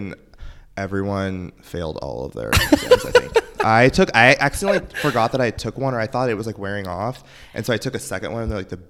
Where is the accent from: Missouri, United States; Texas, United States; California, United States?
Missouri, United States; LaBelle; I'm from a town of 600 people.